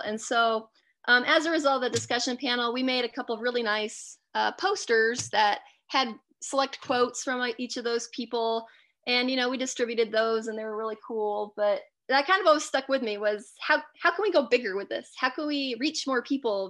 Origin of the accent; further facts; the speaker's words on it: Alaska, United States; I grew up in Alaska